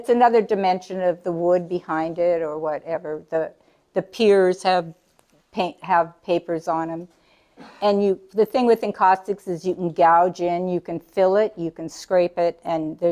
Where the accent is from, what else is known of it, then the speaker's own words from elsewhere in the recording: Kodiak, Alaska, United States; I'm from Kodiak. And I was raised in Kodiak and lived in Kodiak most of my life